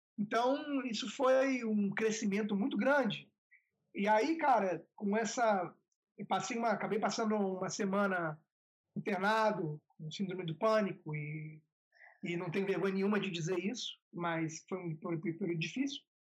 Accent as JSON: {"language": "Portuguese", "town": "Vitória", "region": "Espírito Santo", "country": "Brazil", "moved": "yes", "said": "a gente é de Vitória do Espírito Santo"}